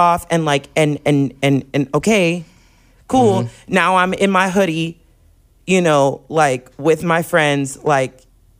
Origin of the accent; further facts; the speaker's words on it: Corpus Christi, Texas, United States; I'm from Corpus.